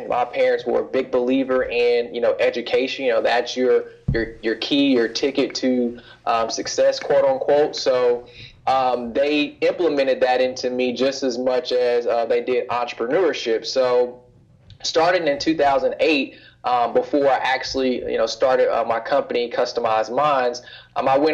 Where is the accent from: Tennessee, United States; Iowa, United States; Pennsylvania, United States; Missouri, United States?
Missouri, United States; Kansas City; moved away as an adult; I'm originally from Kansas City, Missouri. I spent 18 years of my life there, from first born all the way up until it was time for me to go off to college